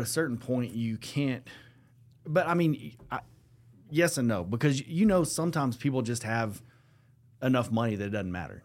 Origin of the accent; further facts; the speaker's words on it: Lubbock, Texas, United States; growing up in Lubbock, Texas